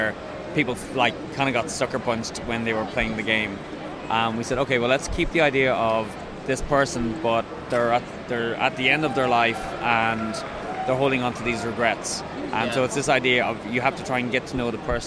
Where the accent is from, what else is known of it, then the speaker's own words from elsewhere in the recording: Dublin, Leinster, Ireland; moved away as an adult; also born or lived in west coast of Ireland; now in Belfast, United Kingdom; I grew up in Dublin originally.